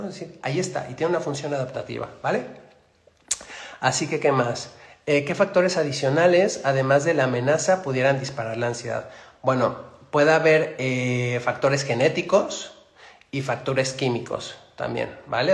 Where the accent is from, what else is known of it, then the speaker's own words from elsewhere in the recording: Mexico City, Mexico; Soy de Ciudad de México.